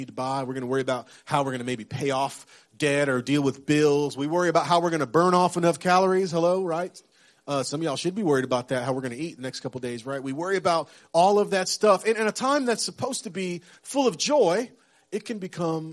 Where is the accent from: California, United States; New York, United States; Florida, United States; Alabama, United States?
Florida, United States; West Central; moved away; I grew up in West Central Florida, so I've been through some hurricanes, some tropical storms.